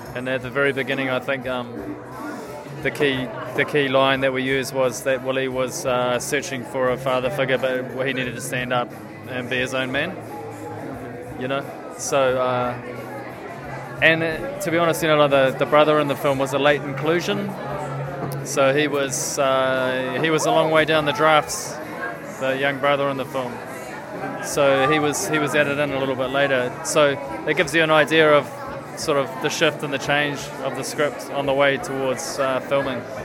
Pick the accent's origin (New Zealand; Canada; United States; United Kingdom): New Zealand; Kapiti Coast, Wellington; the town that we grew up in on the Kapiti coast